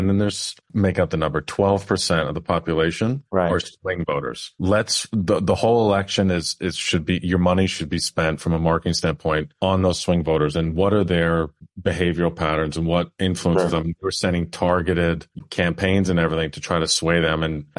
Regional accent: New York, United States; Now, I'm from New York originally.

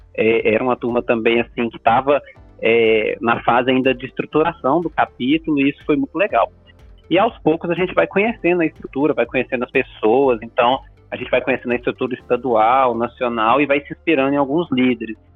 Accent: Minas Gerais, Brazil; now in Belo Horizonte, Brazil; como bom mineiro

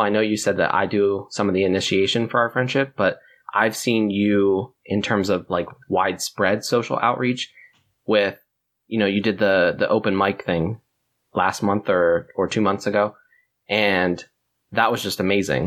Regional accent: near Philadelphia, Pennsylvania, United States; moved away; I grew up near Philadelphia as well

